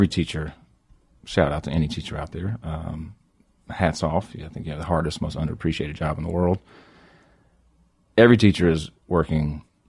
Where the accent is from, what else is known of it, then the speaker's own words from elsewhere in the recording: North Carolina, United States; now in New York, United States; Certainly not growing up in Johnson County, North Carolina.